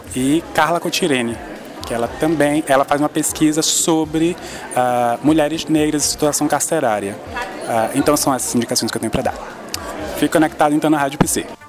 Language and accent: Portuguese; Salvador, Bahia, Brazil; eu sou de Salvador